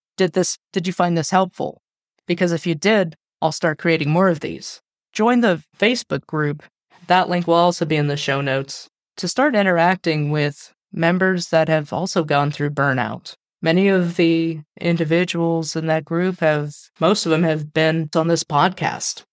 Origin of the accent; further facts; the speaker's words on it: United States; I am American with a Mexican and Asian Indian background